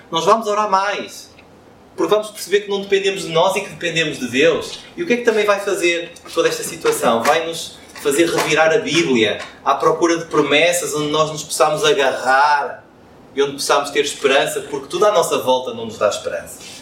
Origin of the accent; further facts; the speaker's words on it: Porto, Norte, Portugal; como um bom portuense, com orgulho em ser portuense